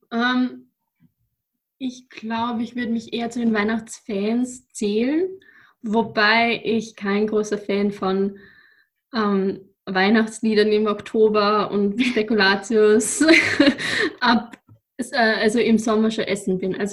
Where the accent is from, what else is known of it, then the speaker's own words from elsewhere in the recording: Upper Austria, Austria; now in Vienna, Austria; Ich komme aus Oberösterreich und wohne derzeit in Wien.